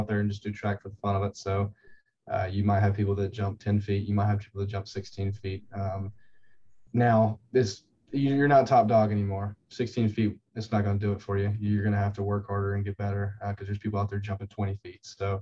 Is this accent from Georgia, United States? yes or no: yes; Hartwell, Georgia, United States; I'm originally from Hartwell, Georgia, not that far outside of Clemson, a couple hours from here